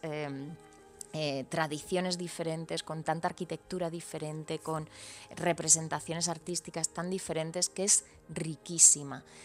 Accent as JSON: {"language": "Spanish", "town": "Granada", "region": "Andalusia", "country": "Spain", "tie": "born or raised there", "said": "crecer muy pegada a, mm. la Alhambra"}